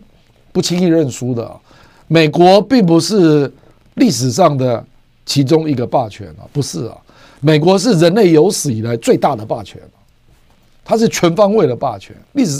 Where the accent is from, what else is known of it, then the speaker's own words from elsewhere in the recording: Taiwan; 身为台湾人，我大概了解台湾的自我毁灭性何来